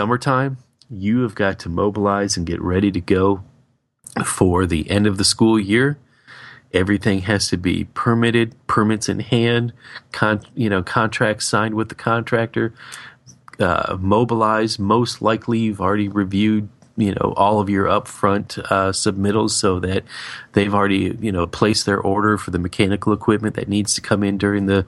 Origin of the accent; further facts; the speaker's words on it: Florida, United States; growing up in Florida